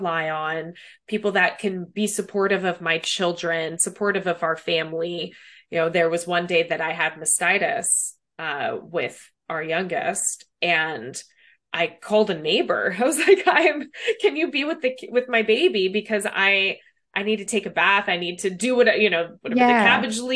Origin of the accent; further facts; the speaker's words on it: Los Angeles, California, United States; moved away as an adult; now in San Francisco Bay Area, United States; I'm originally from Los Angeles and born and raised there, lived there after college, met my husband there.